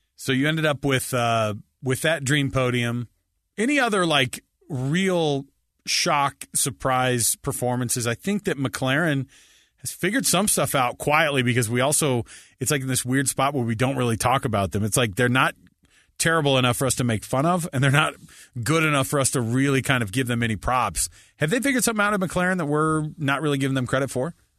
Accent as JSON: {"language": "English", "country": "United States", "said": "we're American"}